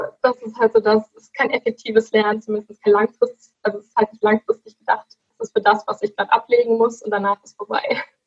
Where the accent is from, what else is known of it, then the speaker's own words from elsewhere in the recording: Dorsten, North Rhine-Westphalia, Germany; ich komme aus Dorsten, aus der kleinen Stadt